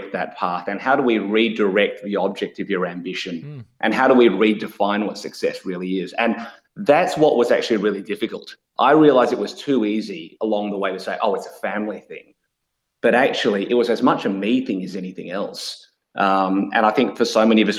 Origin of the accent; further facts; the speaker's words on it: Australia; also born or lived in Melbourne, Australia; I'm an ABC, so Australian-born Chinese, which means I was born here in Australia, but my parents are from Malaysia